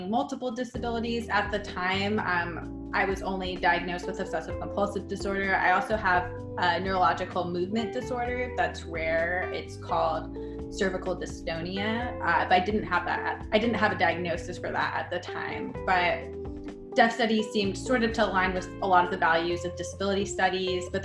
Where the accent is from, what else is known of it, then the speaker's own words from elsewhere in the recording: Burbank, California, United States; first language English; also born or lived in Pasadena; I was born in Pasadena, grew up in Burbank.